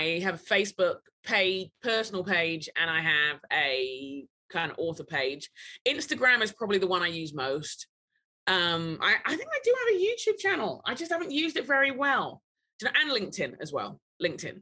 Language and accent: English; London, United Kingdom; now in Minneapolis, United States; I'm a Brit. I'm a Nigerian Brit. I grew up in London.